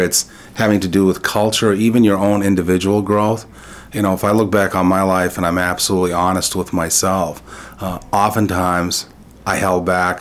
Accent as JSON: {"language": "English", "town": "Lewiston", "region": "Maine", "country": "United States", "tie": "born or raised there", "first_language": "French", "second_language": "English", "said": "growing up in Lewiston, family was central. This idea of bilingual community was core to who we were. I grew up in a Franco-American household, and English was seen as a secondary language. French is what we spoke at home."}